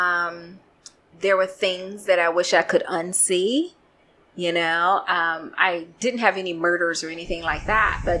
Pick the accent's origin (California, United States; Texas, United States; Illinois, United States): Illinois, United States; Chicago; moved away as an adult; I went to all girls Catholic high school in Chicago. I'm from Chicago